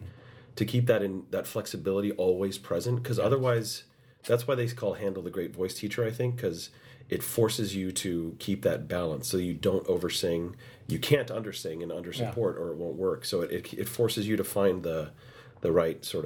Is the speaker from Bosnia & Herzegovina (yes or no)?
no; United States; the only American in that cast